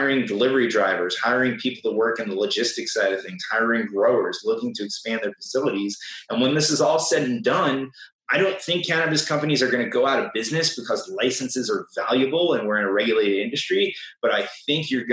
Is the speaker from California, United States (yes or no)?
no; Florida, United States; I'd like to defend my home state